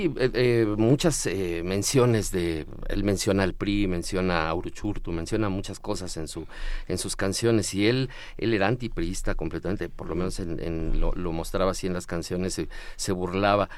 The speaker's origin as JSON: {"language": "Spanish", "region": "Mexico City", "country": "Mexico", "said": "como buen chilango"}